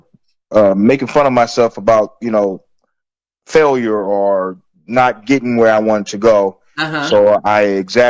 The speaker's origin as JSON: {"language": "English", "town": "Florence", "region": "South Carolina", "country": "United States", "tie": "born or raised there", "said": "near where I grew up in Florence, South Carolina."}